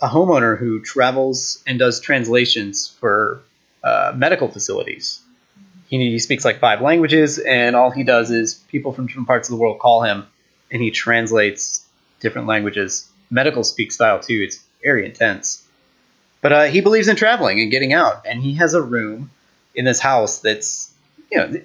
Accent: United States; as an American

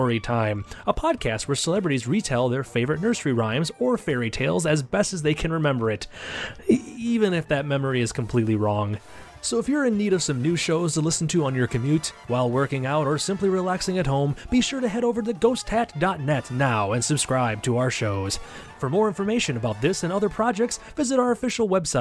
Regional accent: Wisconsin, United States

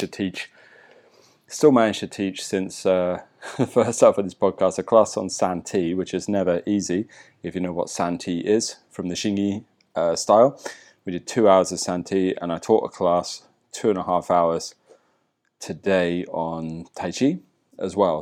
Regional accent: England, United Kingdom; now in Bali, Indonesia; I'm English

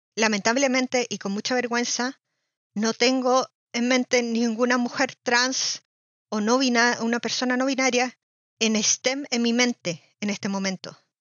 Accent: Chile; moved away as an adult; now in Germany; Soy de Chile y realicé mi doctorado en microbiología marina en Alemania, donde sigo viviendo

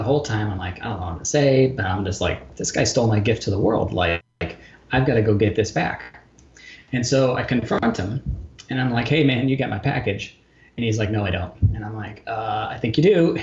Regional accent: St. Louis, Missouri, United States; also born or lived in Portland, Oregon; now in Chicago, United States; my hometown, St. Louis, and then moved up to Chicago

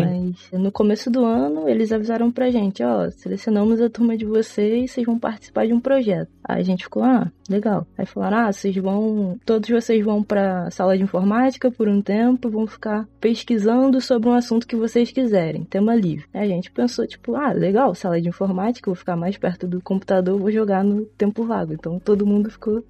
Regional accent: São João de Meriti, Rio de Janeiro, Brazil; Eu sou do estado do Rio de Janeiro, da Baixada Fluminense, São João de Meriti

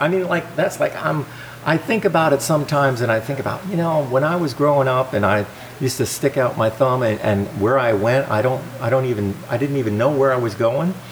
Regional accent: New Jersey, United States; also born or lived in Springfield, Vermont; now in Vermont, United States; I grew up in New Jersey

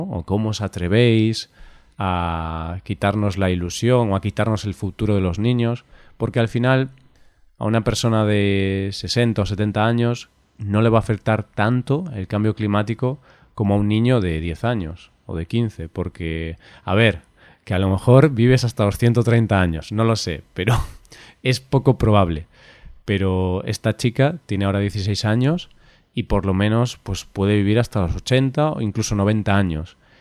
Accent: Galicia, Spain; yo soy de Galicia

